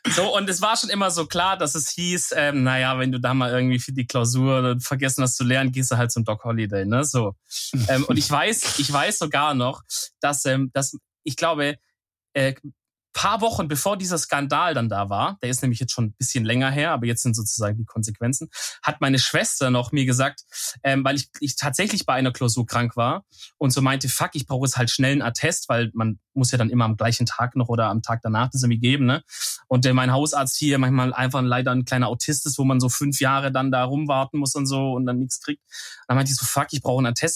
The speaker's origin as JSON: {"language": "German", "country": "Germany", "said": "als Deutscher"}